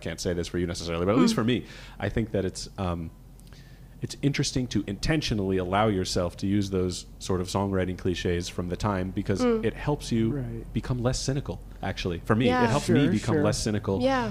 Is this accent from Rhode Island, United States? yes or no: yes; Rhode Island, United States; now in Boston, United States; we're all from Rhode Island